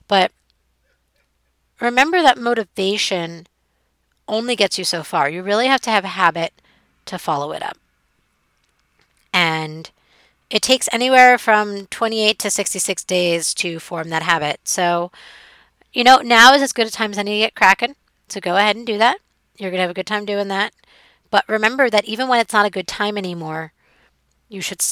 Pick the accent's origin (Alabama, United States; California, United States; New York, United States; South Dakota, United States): New York, United States; New York City; it's New York City. It's my hometown